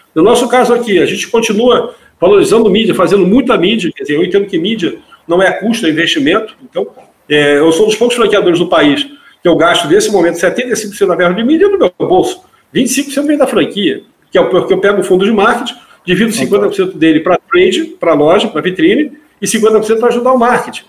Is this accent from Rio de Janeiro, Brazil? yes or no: yes; Rio de Janeiro, Brazil; eu sou carioca